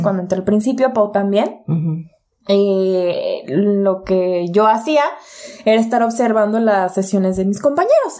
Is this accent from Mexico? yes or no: yes; Colima, Mexico; also born or lived in Tecomán, Colima / Guadalajara area, Jalisco; now in Guadalajara, Mexico; yo nací en Colima